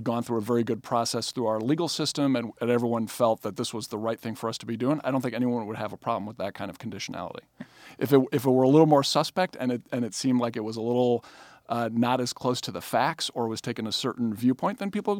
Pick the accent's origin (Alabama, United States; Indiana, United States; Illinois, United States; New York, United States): Illinois, United States; Chicago; I'm from Chicago.